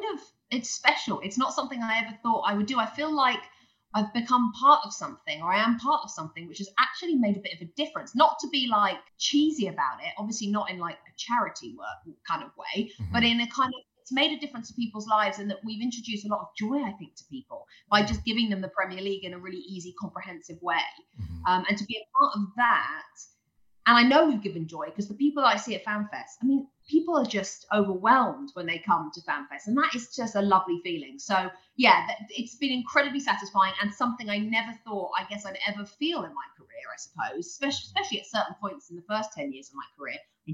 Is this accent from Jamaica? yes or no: no; England, United Kingdom; And also with the two Robbies being on the set, and then we're all English, that kind of helps too, I think.